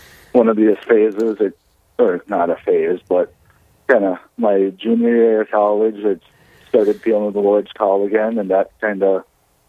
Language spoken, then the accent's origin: English; Langdon, North Dakota, United States; moved away as an adult; now in Seward, United States; I'm originally from Langdon, North Dakota. Lived there my entire life up until college